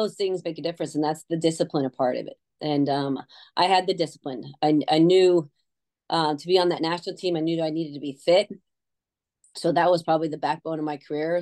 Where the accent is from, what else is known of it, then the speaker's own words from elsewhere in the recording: Connecticut, United States; moved away; I grew up in Connecticut